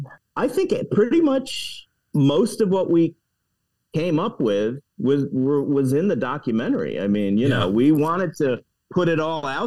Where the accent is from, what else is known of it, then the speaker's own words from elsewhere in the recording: New York City, New York, United States; now in Los Angeles, United States; I remember being a kid growing up in New York City